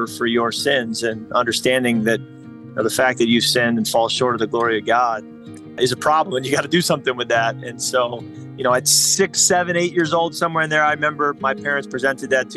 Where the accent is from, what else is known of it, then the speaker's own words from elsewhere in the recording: Chicago suburbs, Illinois, United States; I grew up in the Chicago suburbs